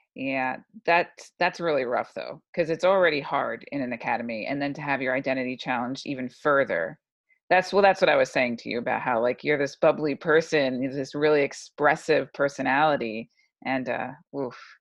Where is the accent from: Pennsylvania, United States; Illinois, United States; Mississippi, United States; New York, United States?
New York, United States; I'm from New York